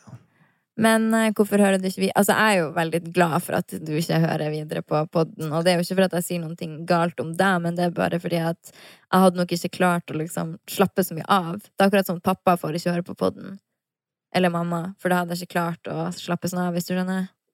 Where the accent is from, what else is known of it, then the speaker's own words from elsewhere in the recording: Harstad, Troms, Norway; now in Oslo, Norway; når jeg er hjemme i Harstad